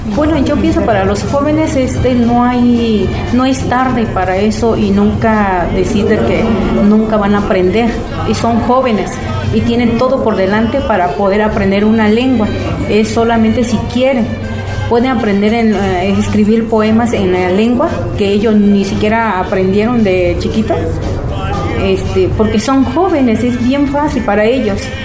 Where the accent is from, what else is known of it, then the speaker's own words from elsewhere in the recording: San Lucas Ojitlán, Oaxaca, Mexico; also born or lived in United States; now in Mexico City, Mexico; Mi pueblo es, eh, pertenece al estado de Oaxaca, se llama San Lucas Ojitlán